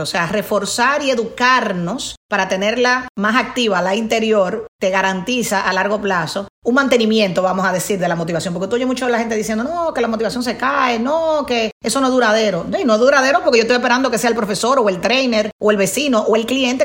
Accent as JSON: {"language": "Spanish", "country": "Dominican Republic", "said": "Venimos, acuérdense, de una cultura como dominicanos y latinoamericanos, de, joseo"}